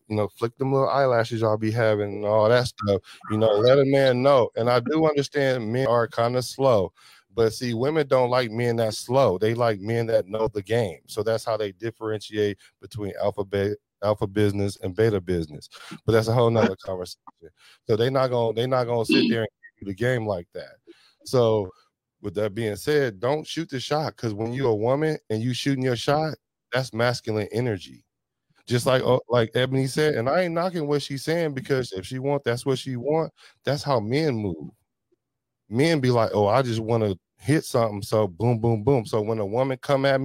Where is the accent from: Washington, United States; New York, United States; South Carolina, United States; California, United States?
California, United States; the Bay Area; I'm from the Bay